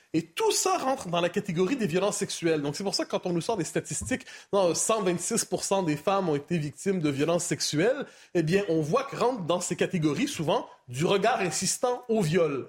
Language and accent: French; Quebec, Canada; chez moi, au Québec.